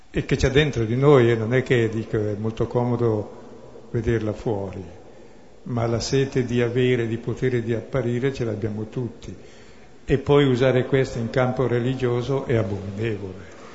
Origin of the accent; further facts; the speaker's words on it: Brescia, Lombardy, Italy; sono bresciano